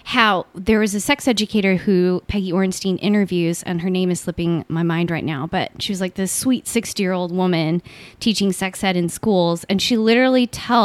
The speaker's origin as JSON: {"language": "English", "region": "Southern California", "country": "United States", "tie": "born or raised there", "also_born_or_lived": "Washington", "said": "I grew up here in Southern California. And born and raised in the same place"}